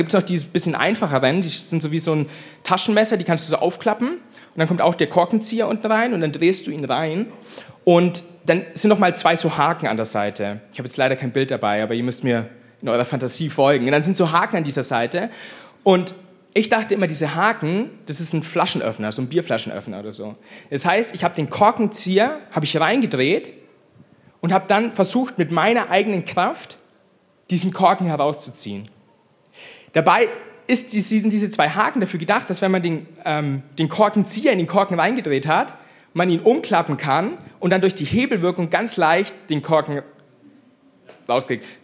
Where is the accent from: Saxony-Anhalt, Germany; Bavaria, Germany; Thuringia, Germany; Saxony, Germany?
Bavaria, Germany; ich bin Franke, ich liebe Franken.